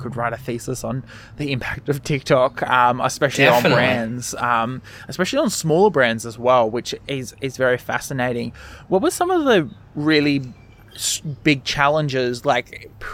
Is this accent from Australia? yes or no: yes; Australia; an Australian who works quite closely with Americans